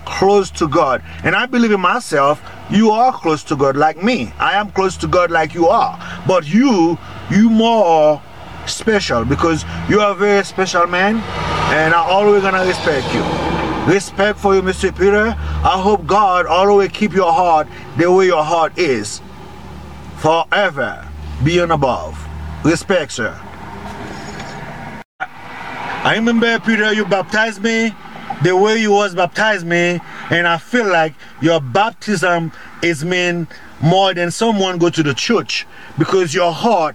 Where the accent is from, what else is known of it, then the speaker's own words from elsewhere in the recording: Haiti; I'm from Haiti.